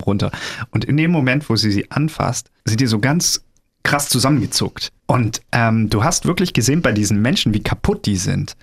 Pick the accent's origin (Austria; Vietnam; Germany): Germany; bei uns in Deutschland